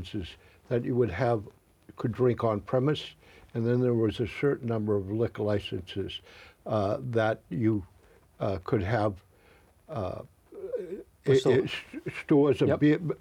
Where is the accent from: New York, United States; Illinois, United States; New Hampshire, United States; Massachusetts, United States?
Massachusetts, United States; Boston; I grew up and lived near Doyle's, which is a famous bar on Washington Street in Jamaica Plain.